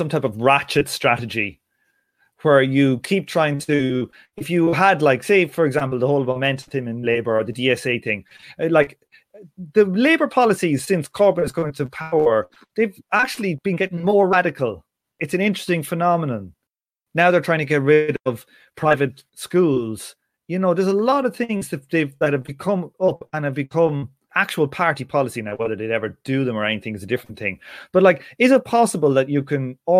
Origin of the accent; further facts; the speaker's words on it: Ireland; I'm just talking as an Irish guy